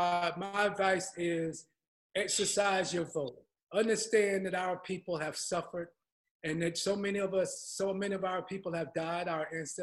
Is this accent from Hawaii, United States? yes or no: no; Georgia, United States; moved away; also born or lived in New York City; And I grew up in Georgia, and I was dirt poor. And I went to church, St. James Baptist Church